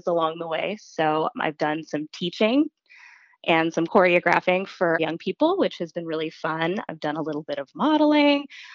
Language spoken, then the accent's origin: English; Las Vegas, Nevada, United States; moved away as an adult; I'm from Las Vegas, and so it was a long ways from home